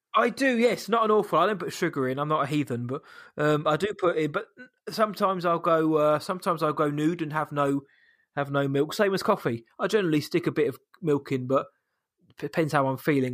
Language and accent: English; United Kingdom; I'm British